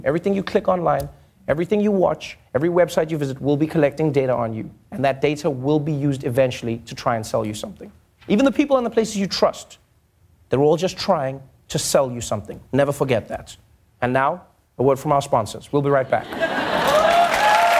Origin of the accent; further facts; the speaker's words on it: South Africa; as a South African